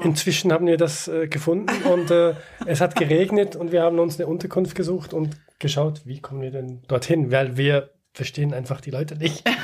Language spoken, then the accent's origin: German; Switzerland; wir als Schweizer